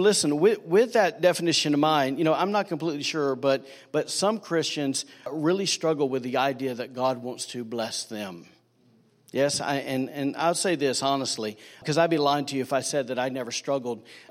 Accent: Alabama, United States; now in Rockport, United States; I'm from Manpodunk, Redneck, Alabama

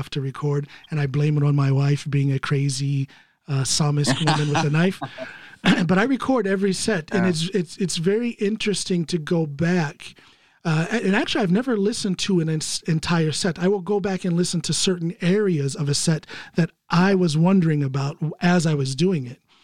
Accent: United States; now in Norway; I'm an American

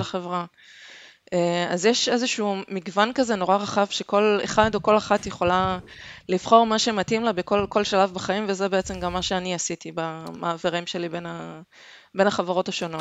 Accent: Haifa, Haifa District, Israel; also born or lived in Denmark; אני חיפאית

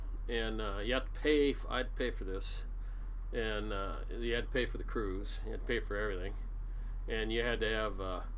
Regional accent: Seattle, Washington, United States; I was born in Seattle, raised here. My parents were born and raised here, or my dad was. And big Seattle family.

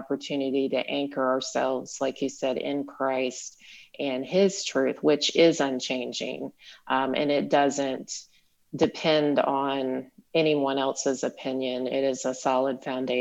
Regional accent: South Carolina, United States; moved away as an adult; also born or lived in Utah; moving from the area where I grew up in South Carolina

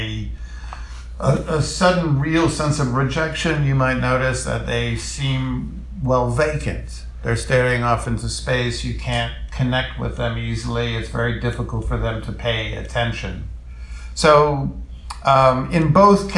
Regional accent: New York City, New York, United States; I'm a Jew from the Lower East Side

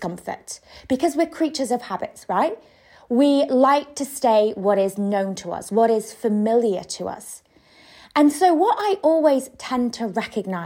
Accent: United Kingdom; moved away as an adult; now in Spain; I am British

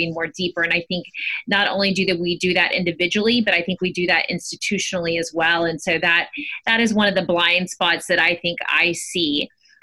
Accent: Honduras; now in United States; I grew up in Honduras.

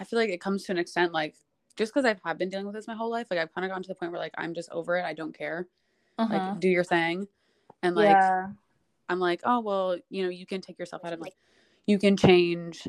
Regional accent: Little Ferry, New Jersey, United States; I grew up in town from 7th to 12th grade

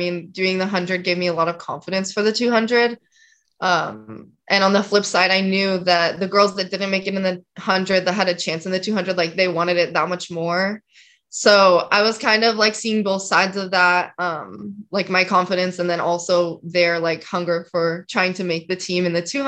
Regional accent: just outside of Salt Lake City, Utah, United States; I grew up like just outside of Salt Lake, like 20-ish minutes outside

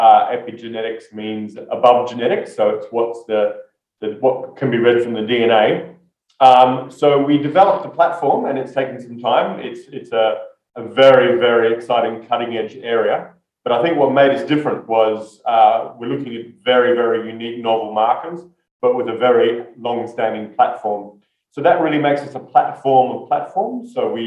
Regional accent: Australia; That's a good question. I'm Australian. My accent's not as strong as it once was, but I still talk too fast, but that's not my accent.

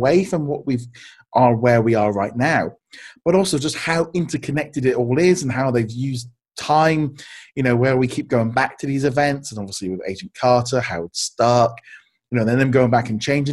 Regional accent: United Kingdom; growing up here in the UK

